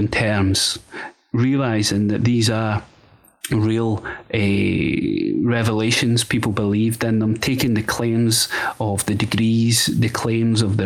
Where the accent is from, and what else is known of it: Scotland, United Kingdom; born or raised there